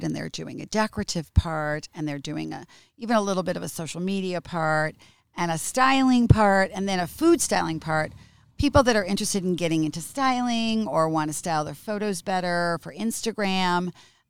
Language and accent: English; United States; moved away as an adult; now in Italy; I'm American.